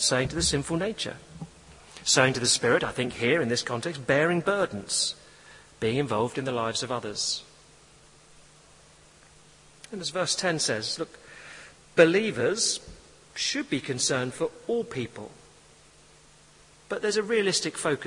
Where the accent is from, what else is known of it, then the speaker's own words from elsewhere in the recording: England, United Kingdom; I'm English